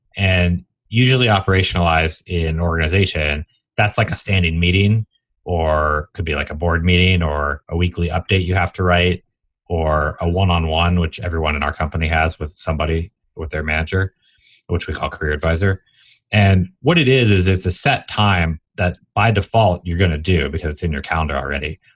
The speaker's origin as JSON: {"language": "English", "town": "Atlanta", "region": "Georgia", "country": "United States", "tie": "born or raised there", "also_born_or_lived": "Washington, D.C.", "said": "I grew up in Atlanta, for what it's worth, born in D.C."}